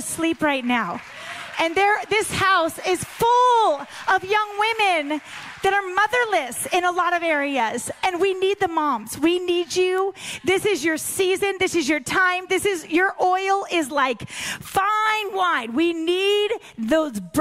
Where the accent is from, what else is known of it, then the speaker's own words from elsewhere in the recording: Pacific Northwest, United States; I grew up in the Pacific Northwest